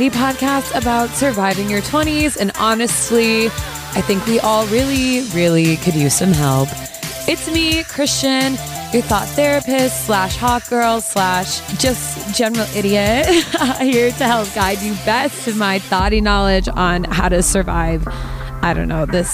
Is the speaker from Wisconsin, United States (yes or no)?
no; Michigan, United States; also born or lived in New York City; now in New York, United States; I'm from Michigan